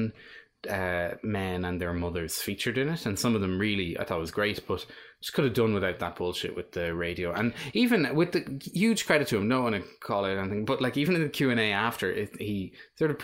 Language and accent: English; Drogheda, Leinster, Ireland; my hometown of Drogheda